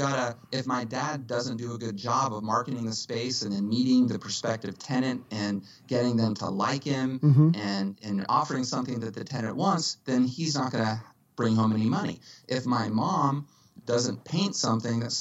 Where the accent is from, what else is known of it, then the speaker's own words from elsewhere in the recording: Dallas, Texas, United States; moved away as an adult; now in Los Angeles, United States; From Dallas originally. Born and raised in Dallas in 1975